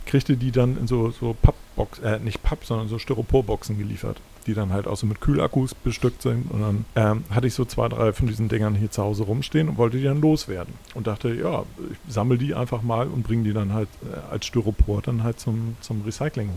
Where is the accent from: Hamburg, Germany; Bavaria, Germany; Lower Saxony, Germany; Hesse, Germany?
Hamburg, Germany; in der Ecke, wo ich aufgewachsen bin, in Hamm